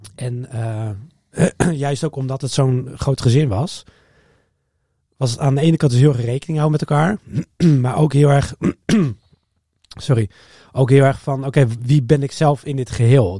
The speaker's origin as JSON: {"language": "Dutch", "town": "Harderwijk", "region": "Gelderland", "country": "Netherlands", "tie": "born or raised there", "also_born_or_lived": "Alphen aan de Rijn / The Hague", "moved": "as an adult", "said": "ik ben opgegroeid in Harderwijk"}